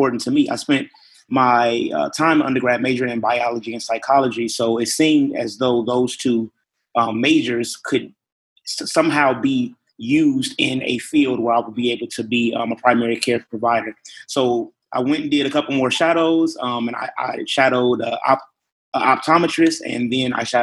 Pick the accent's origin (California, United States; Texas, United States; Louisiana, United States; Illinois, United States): Illinois, United States; Chicago; moved away; I'm originally from Chicago, Illinois